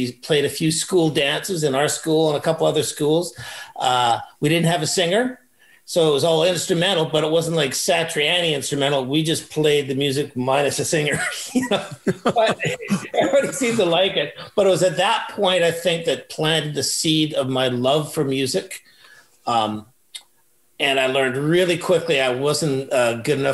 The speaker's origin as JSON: {"language": "English", "town": "Burnaby", "region": "British Columbia", "country": "Canada", "tie": "born or raised there", "lives_now": "Langley, Canada", "said": "I was born in Burnaby"}